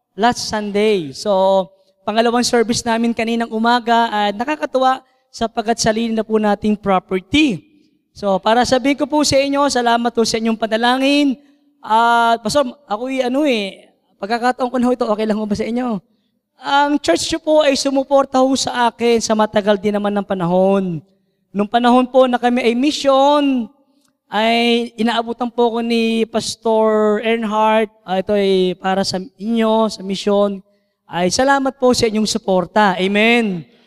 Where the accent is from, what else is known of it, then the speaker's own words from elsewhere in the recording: Santa Cruz, Calabarzon, Philippines; moved away as an adult; now in Lipa, Philippines; Ako po ay bunga ng Santa Cruz, Laguna. So ako po ang kauna-unang mission dyan po sa Santa Cruz. So ako po ay from Laguna at dinala po kami dito sa Lipa, Batangas.